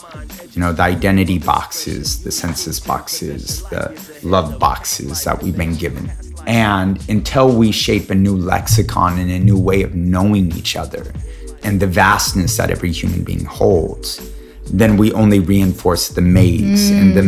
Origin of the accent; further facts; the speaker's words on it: Alaska, United States; born there; I was born in Alaska.